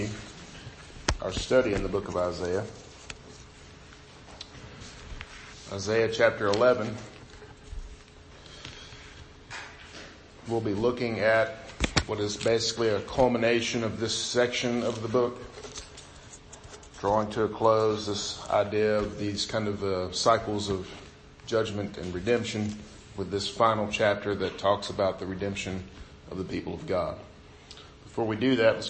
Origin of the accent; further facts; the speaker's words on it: United States; I grew up right on the Mississippi River